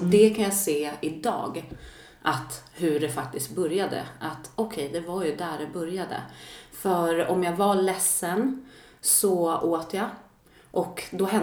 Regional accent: Sollentuna, Stockholm County, Sweden; Jag växte upp i eh, Stockholm, Sollentuna, mm. tillsammans med mamma och syster och så har jag en bror också och pappa.

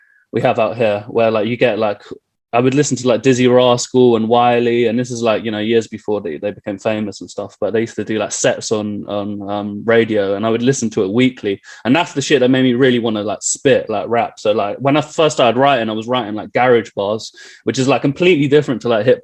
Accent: London, United Kingdom; I grew up in Willesden Green, northwest London.

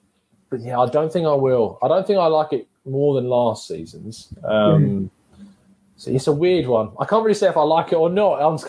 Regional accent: England, United Kingdom; I was ashamed to be English

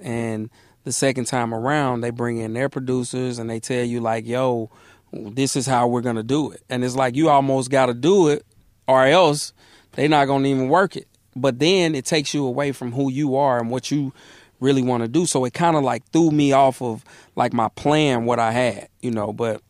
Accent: Atlanta, Georgia, United States; born or raised there; also born or lived in Mississippi

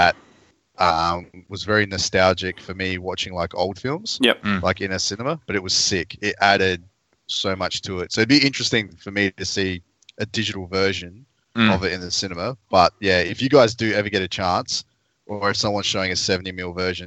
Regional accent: Australia; being Australian

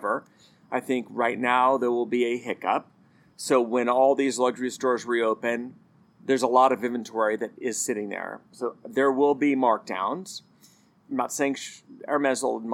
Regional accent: United States; As an American

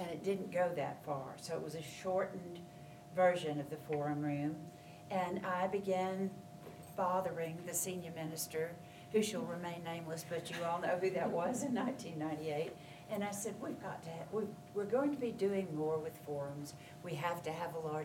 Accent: Charleston, South Carolina, United States; moved away; my hometown of Charleston, South Carolina

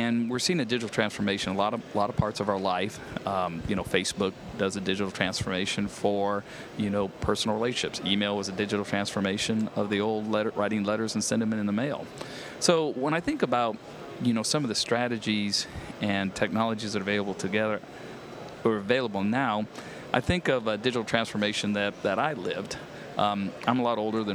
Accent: Augusta, Georgia, United States; now in Atlanta, United States; I grew up in Augusta, Georgia

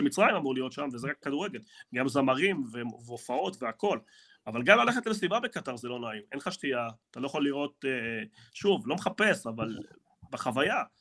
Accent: Argentina; now in Israel; אני ארגנטינאי

